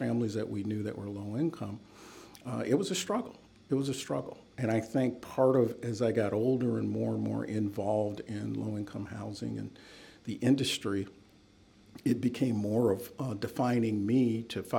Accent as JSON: {"language": "English", "town": "New Haven", "region": "Connecticut", "country": "United States", "tie": "born or raised there", "also_born_or_lived": "Waterloo, Iowa", "said": "we grew up middle class in New Haven, went to public school, went to public colleges"}